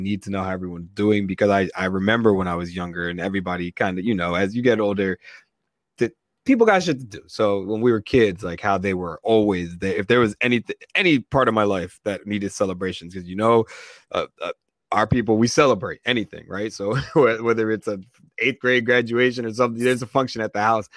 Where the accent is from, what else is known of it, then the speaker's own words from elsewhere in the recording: Nigeria; I'm Nigerian